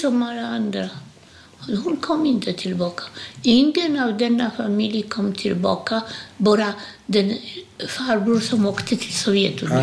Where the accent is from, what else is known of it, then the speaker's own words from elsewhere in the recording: Łódź, Łódź Voivodeship, Poland; Swedish is a second language; moved away as an adult; now in Sweden; Jag är född i Polen, Ilotsk, Łódź heter den på polska.